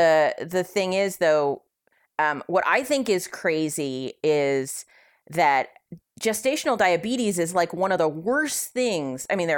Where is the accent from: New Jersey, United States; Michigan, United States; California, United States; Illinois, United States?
California, United States; I'm from California.